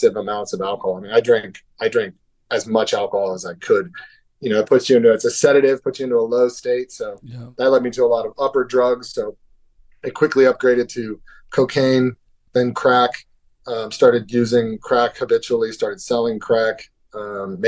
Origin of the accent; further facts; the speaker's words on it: Hermosa Beach, California, United States; also born or lived in Beverly Hills, California; I'm from Hermosa Beach, California